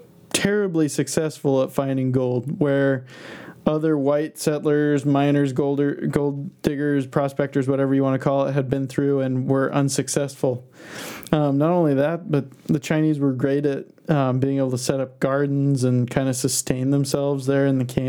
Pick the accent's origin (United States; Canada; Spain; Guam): Spain; Basque Country; looking around at this weird landscape that's got to be totally different than you've ever seen before growing up in the Basque Country